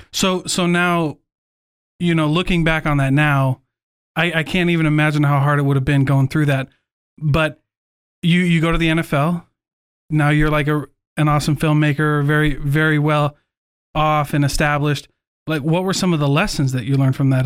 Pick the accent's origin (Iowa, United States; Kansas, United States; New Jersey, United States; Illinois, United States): Iowa, United States; moved away; we grew up in Iowa